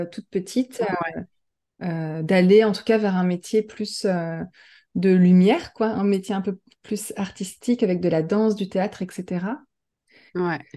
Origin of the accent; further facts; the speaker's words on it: Normandy, France; J'ai grandi en Normandie.